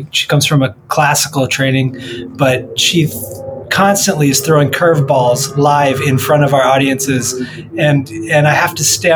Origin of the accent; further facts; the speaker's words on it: Michigan, United States; I'm from Michigan